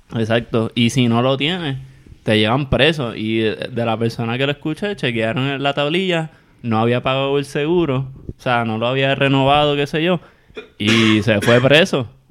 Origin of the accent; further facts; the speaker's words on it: Puerto Rico; como somos todos los puertorriqueños